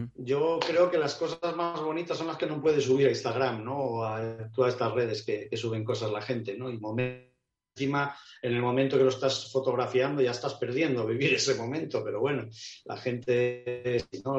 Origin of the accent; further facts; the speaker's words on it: Avilés, Asturias, Spain; moved away; encima es mi ciudad natal, Avilés